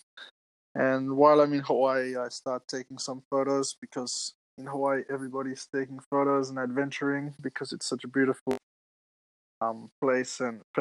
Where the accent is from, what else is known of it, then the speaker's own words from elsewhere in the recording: Adelaide, South Australia, Australia; moved away as an adult; I'm in my hometown of Adelaide, Australia